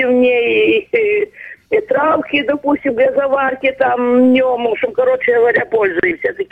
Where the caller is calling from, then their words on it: Crimea, Ukraine; Я звоню из Крыма.